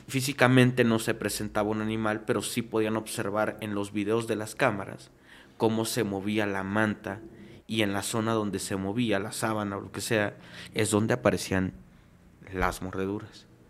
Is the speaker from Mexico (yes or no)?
yes; Venustiano Carranza, Chiapas, Mexico; now in Mexico City, Mexico; Yo soy de Chiapas, específicamente Carranza, Chiapas